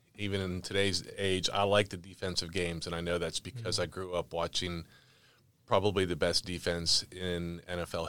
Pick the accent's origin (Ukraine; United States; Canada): United States; Pittsburgh, Pennsylvania; now in Charlotte, United States; I was born and raised in Pittsburgh.